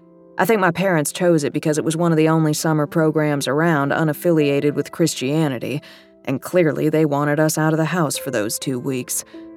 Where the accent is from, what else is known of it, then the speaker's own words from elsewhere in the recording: Texas, United States; Growing up in the Dallas-Fort Worth area, I was a big city girl through and through with little experience of country life, except for 2 weeks every summer.